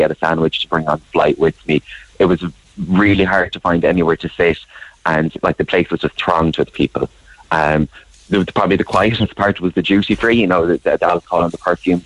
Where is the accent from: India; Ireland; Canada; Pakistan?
Ireland; Clare, Munster; I'm from Clare, and I would fly out of Shannon where possible